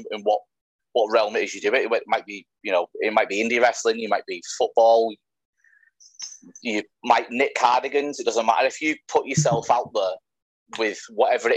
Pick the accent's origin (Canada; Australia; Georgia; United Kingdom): United Kingdom; Widnes, North West England; moved away as an adult; now in Manchester, United Kingdom; I come from a small town called Widnes